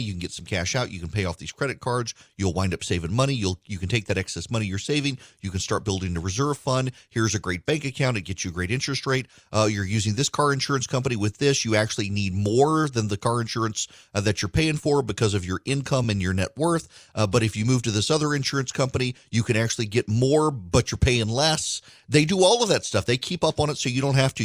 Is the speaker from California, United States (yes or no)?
no; South Louisiana, United States; now in Macon, United States; I grew up in South Louisiana